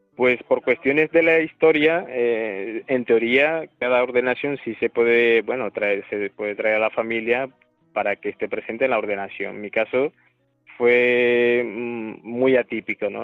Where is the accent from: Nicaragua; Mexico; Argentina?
Nicaragua; Managua; now in Huesca, Spain; soy de la, de la propia capital, Managua, y mi parroquia del barrio donde yo vivo se llama Cristo Resucitado